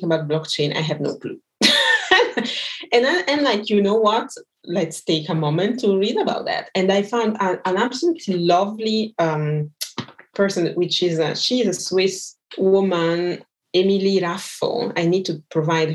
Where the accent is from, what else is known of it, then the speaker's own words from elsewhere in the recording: Brazil; I'm from Brazil